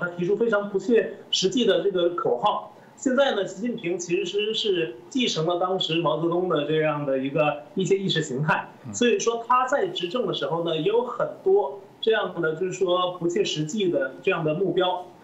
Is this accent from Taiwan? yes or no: no; China; 我们中国人